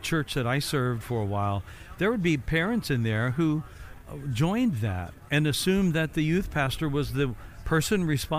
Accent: Evansville, Indiana, United States; now in Florida, United States; I'm originally from Evansville, Indiana.

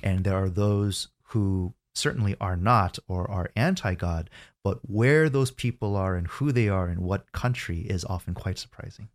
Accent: United States; I was born in the States, and I spent my first thirty years growing up in America

